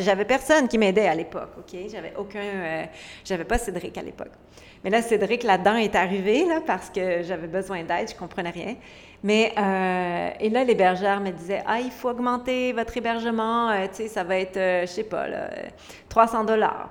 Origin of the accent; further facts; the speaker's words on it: Quebec, Canada; je viens du Québec, d'un petit village vraiment pauvre et vulnérable